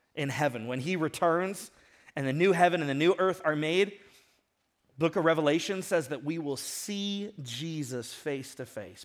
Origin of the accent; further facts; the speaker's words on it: Ventura, California, United States; I grew up in Ventura and I grew up surfing